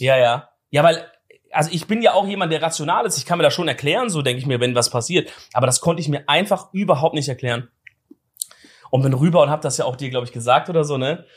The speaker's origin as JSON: {"language": "German", "area": "Swabia", "region": "Baden-Württemberg", "country": "Germany", "moved": "yes", "said": "als Schwabe"}